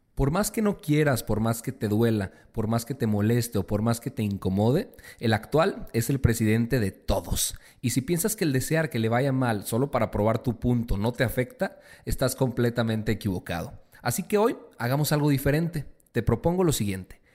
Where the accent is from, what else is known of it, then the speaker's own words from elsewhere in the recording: Mexico; todos los mexicanos